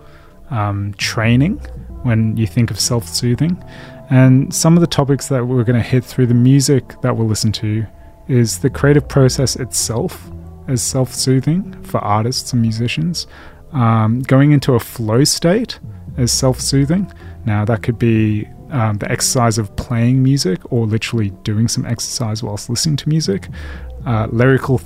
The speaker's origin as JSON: {"language": "English", "region": "England", "country": "United Kingdom", "said": "I am English. I am old."}